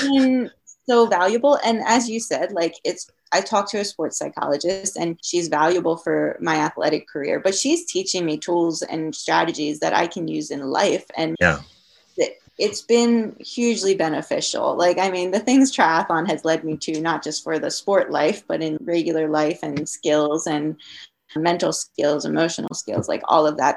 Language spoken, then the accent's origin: English; Maryland, United States; moved away as an adult; also born or lived in New York / Colorado